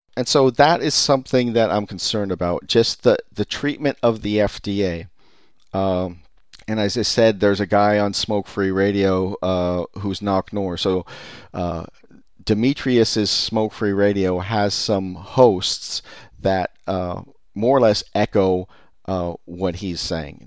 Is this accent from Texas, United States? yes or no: no; California, United States; I'm from California